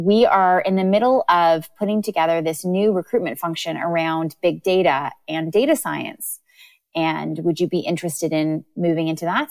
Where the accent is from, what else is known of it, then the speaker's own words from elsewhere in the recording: Canada; moved away as an adult; also born or lived in London, United Kingdom; now in United Kingdom; I'm from Canada, and I did my undergrad and bachelor of ed at Queen's University in Canada